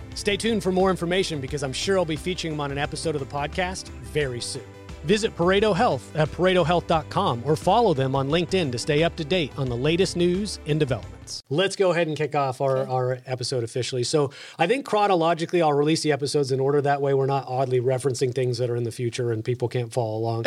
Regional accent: Texas, United States; accent: Texas; my Texas accent

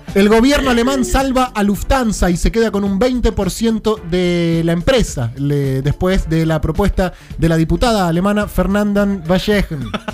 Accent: Victoria, Buenos Aires Province, Argentina; cuando era chico, vivía en Victoria, eh, zona norte de la provincia de Buenos Aires

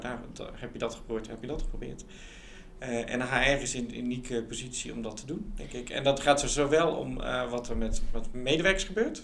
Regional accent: Netherlands; moved away as an adult; also born or lived in England / United States; ik was letterlijk de enige Nederlander

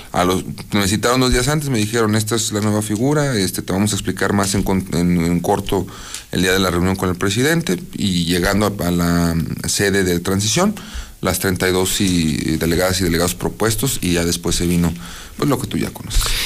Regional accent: Aguascalientes, Mexico; Yo nací aquí en Aguascalientes, en el barrio de la Purísima.

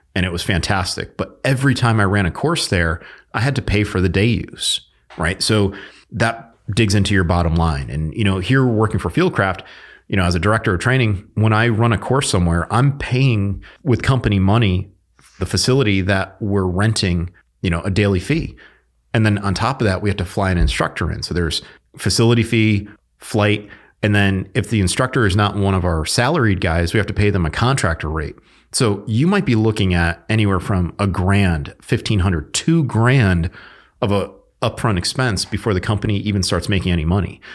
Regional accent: Connecticut, United States; I'm from Connecticut.

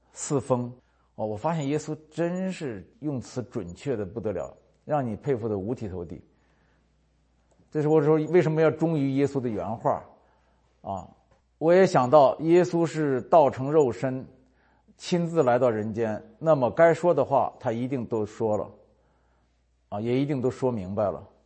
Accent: North China Plain, northern China, China; moved away; 我是华北平原出生长大的，没出过海，旱鸭子

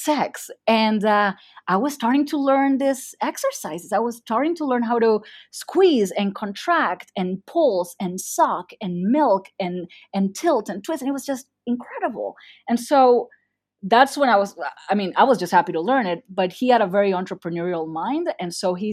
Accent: Argentina; first language Spanish; English is a second language; I'm from Argentina.

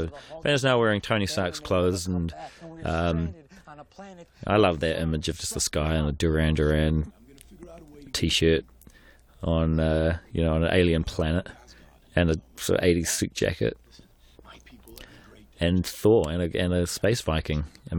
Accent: New Zealand; when I was growing up in New Zealand, like, you know, I'd never been on a film set before

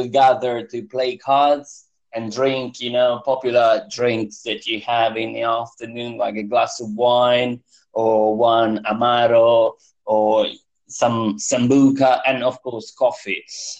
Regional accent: Apulia, Italy; now in London, United Kingdom; I'm from Puglia, the hill of Italy. Okay. It's a very southern east.

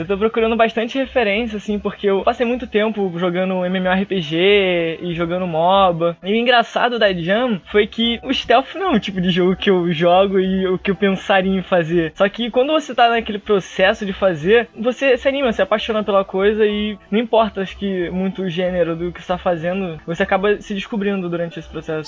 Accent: Rio de Janeiro, Brazil; A gente é é de Jacarepaguá

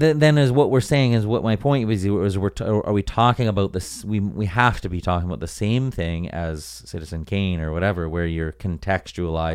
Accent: White Rock, British Columbia, Canada; also born or lived in Vancouver; growing up, like, right on the beach in White Rock

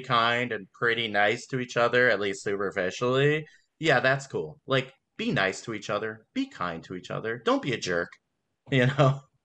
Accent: Las Vegas, Nevada, United States; also born or lived in Los Angeles, California; now in Baltimore, United States; I just moved to Baltimore, and I, I'm from Las Vegas, and I'm I'm from I lived in L.A.

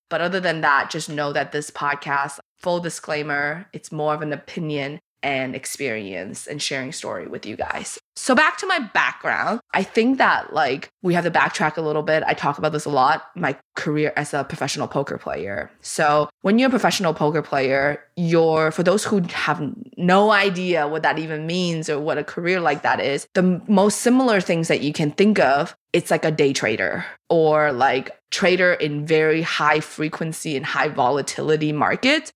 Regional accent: China; now in Canada; I grew up with scarcity in China.

